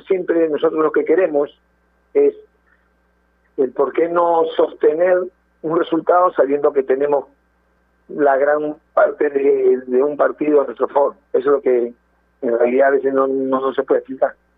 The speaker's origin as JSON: {"language": "Spanish", "country": "Peru", "said": "como peruanos que somos"}